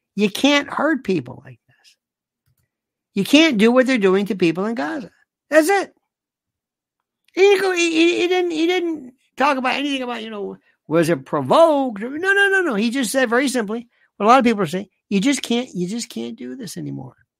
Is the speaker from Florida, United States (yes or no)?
yes; Florida, United States; growing up in Florida, a lot of people talk like